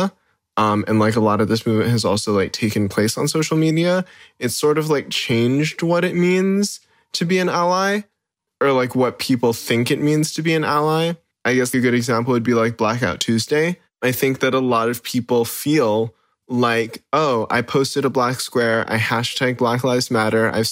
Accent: Hawaii, United States; I grew up here in Hawaii

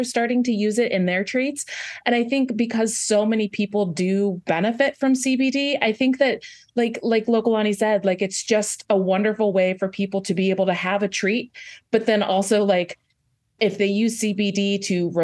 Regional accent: Lake Stevens, Washington, United States; now in Nashville, United States; I grew up in Lake Stevens, Washington

